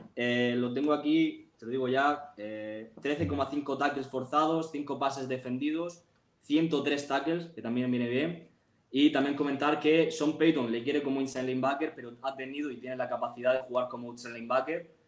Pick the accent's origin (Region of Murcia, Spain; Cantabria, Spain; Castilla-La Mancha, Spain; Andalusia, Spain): Region of Murcia, Spain; Murcia; yo soy de Murcia